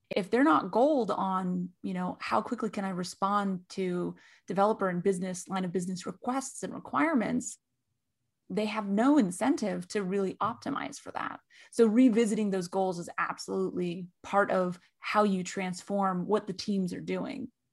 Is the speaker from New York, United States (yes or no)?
no; California, United States; And I'm from California